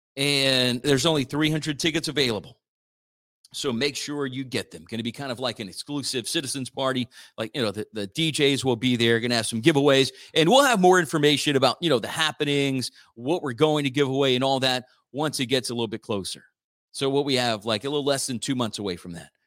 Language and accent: English; Church Point, Louisiana, United States; I grew up in Church Point